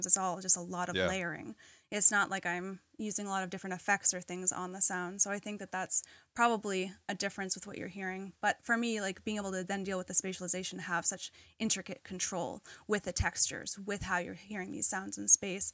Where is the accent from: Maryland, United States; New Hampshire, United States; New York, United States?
New Hampshire, United States; Jaffrey; my hometown in Jaffrey, New Hampshire